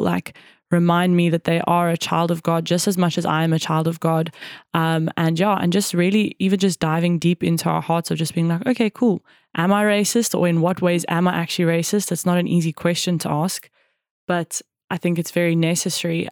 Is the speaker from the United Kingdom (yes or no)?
no; South Africa; also born or lived in Cape Town / Johannesburg / Jeffreys Bay; growing up in South Africa